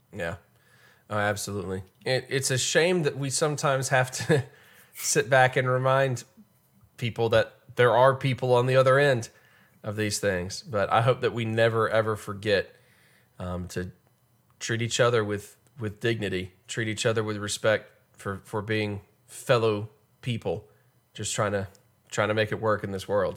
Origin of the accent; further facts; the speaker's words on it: United States; We're American